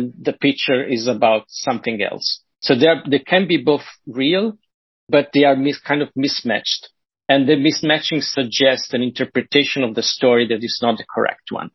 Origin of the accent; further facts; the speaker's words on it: Italy; I'm from Italy